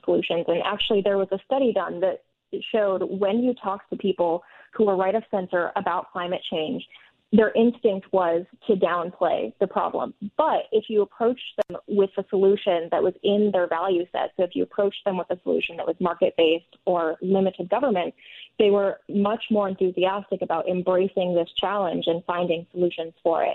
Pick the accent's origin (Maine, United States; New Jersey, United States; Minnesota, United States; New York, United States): Minnesota, United States; northern; I personally grew up in northern Minnesota, and I think growing up in Minnesota